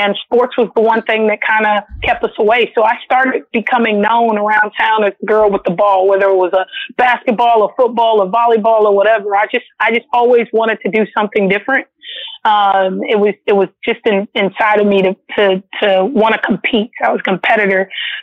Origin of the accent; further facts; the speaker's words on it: Los Angeles, California, United States; Yes, I am actually born and raised in Los Angeles, California, mm-hmm. but I'm born to a Southern queen and a Southern king. My mother and father are both from, my dad's from Pine Bluff, Arkansas, and my mom's from Little Rock.